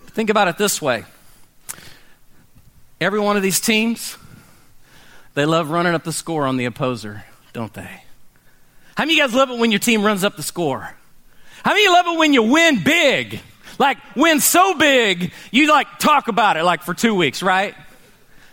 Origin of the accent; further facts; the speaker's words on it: Oklahoma City, Oklahoma, United States; growing up in Oklahoma City